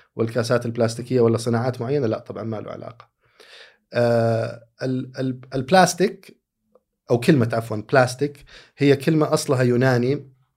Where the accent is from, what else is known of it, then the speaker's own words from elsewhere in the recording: Saudi Arabia; عندنا ك... كسعوديين